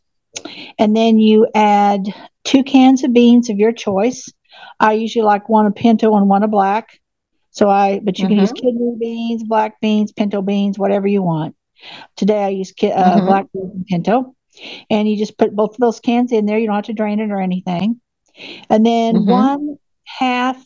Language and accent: English; Oklahoma, United States; I'm from Oklahoma